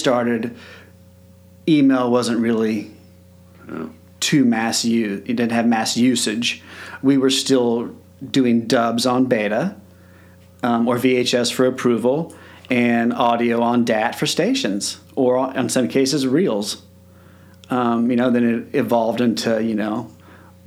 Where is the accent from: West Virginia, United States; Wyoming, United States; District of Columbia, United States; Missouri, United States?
Missouri, United States; Parkville; I grew up in Parkville, Missouri